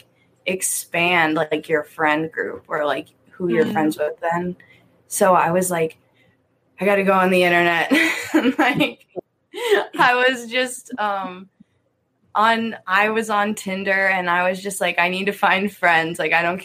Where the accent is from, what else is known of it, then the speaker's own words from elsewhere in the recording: East Berlin, Pennsylvania, United States; moved away as an adult; now in Tucson, United States; my hometown. There's like one stoplight